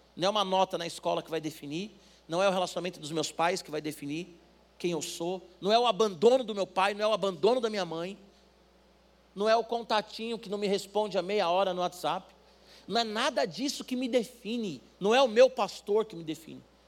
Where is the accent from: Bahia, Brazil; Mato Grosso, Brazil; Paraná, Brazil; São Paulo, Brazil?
São Paulo, Brazil; Nasci no Saboia, mas estamos aí. Jabaquara